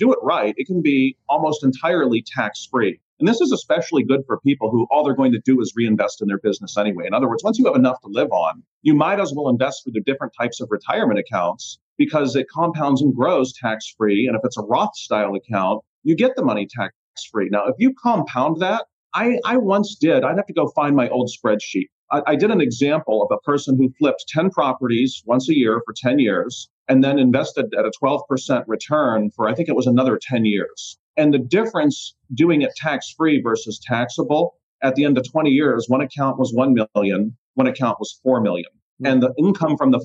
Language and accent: English; Youngstown, Ohio, United States; moved away as an adult; also born or lived in Columbus, Ohio; now in Puerto Rico; I grew up in Youngstown, moved to Columbus, been down in Puerto Rico for about 3 years now